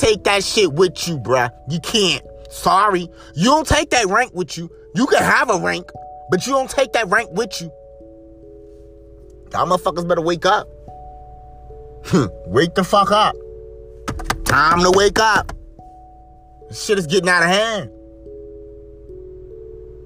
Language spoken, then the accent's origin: English; Greensboro, North Carolina, United States; moved away; I'm back in my hometown. Because I'm originally from Greensboro, North Carolina.